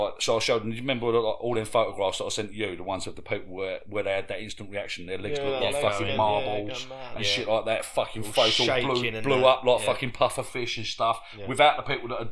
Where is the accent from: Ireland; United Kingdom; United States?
United Kingdom; England; I'm from England